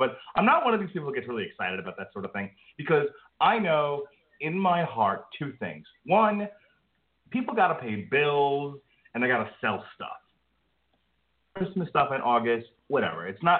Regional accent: New York, United States; moved away; growing up in New York among the Italians

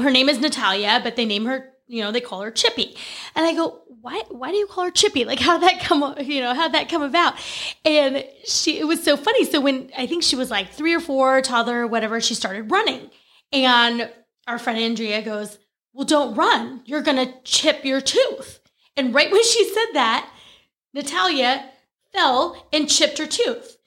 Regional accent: California, United States; moved away as an adult; also born or lived in Oregon; I grew up in California. We lived in Oregon for less than a year, came back to California

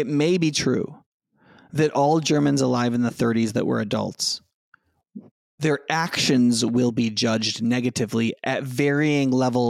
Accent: United States; So I am an American, right?

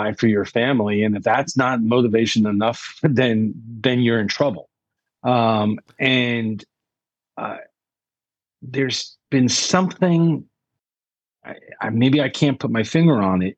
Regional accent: New York City, New York, United States; growing up in New York, you know, I went to every network, every TV, every radio station in New York City

